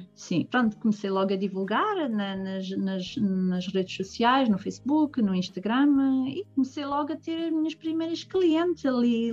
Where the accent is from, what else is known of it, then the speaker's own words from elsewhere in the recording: Portugal; now in Germany; Portugal, não é? Que é o meu país de origem